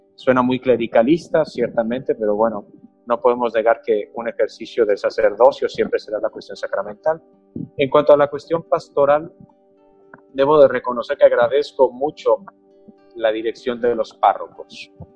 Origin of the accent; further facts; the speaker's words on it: Mexico; aunque soy mexicano y tengo elementos culturales mexicanos